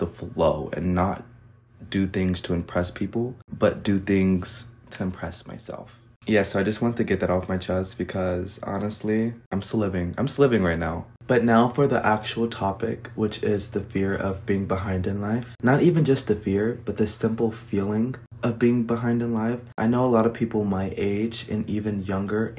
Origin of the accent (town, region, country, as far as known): United States